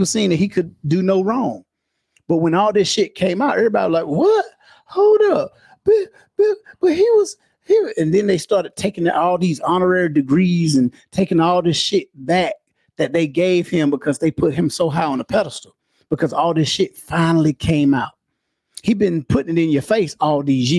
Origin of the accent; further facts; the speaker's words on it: Clayton, North Carolina, United States; my hometown from Clayton here